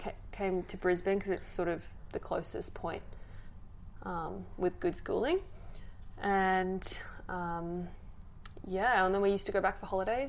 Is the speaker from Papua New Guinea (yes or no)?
yes; Port Moresby, National Capital District, Papua New Guinea; So I was born and raised in Papua New Guinea, in Port Moresby. And yeah, it was a really different upbringing